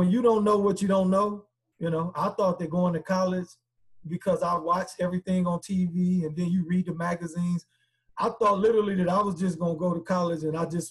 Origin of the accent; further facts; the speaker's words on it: South Bend, Indiana, United States; also born or lived in Chicago, Illinois; I was born in Chicago, but South Bend raised me